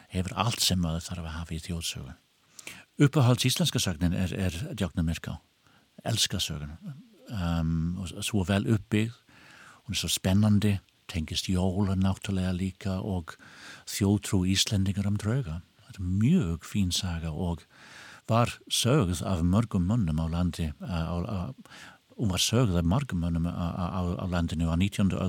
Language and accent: Icelandic; Brighton, South East England, United Kingdom; Icelandic is a second language; now in Iceland; og kenni þjóðfræði í Háskóli Íslands. Ég kem frá Brighton að uh, eh, Suður Englandi og þar er uh, dalur sem heitir The Devil's Dyke